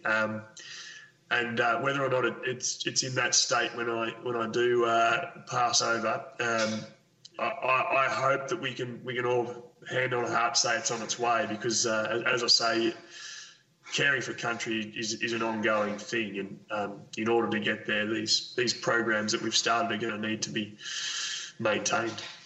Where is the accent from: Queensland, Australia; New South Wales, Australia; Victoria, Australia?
Victoria, Australia; Cape Otway; also born or lived in Carlton, Victoria; my first memories are really of, of growing up on Cape Otway